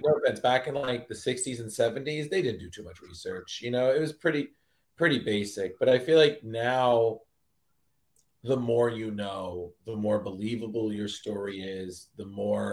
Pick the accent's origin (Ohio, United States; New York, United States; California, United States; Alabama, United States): New York, United States; Westchester; also born or lived in Milford, Pennsylvania; I grew up in the suburbs. I grew up in Westchester.